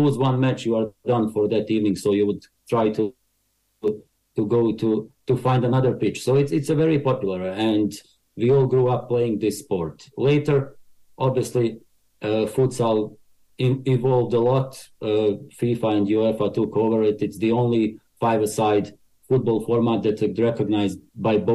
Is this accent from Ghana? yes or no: no; Banja Luka, Republika Srpska, Bosnia & Herzegovina; English is a second language; now in Ireland; I was born in former Yugoslavia, today's Bosnia, came to Ireland 20 years ago, maybe even longer.